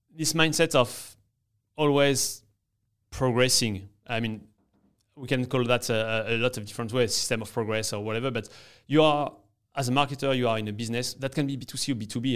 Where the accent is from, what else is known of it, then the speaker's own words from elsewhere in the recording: France; English is a second language; moved away as an adult; now in New York, United States; I'm in New York and, uh, and I'm from France, as you can hear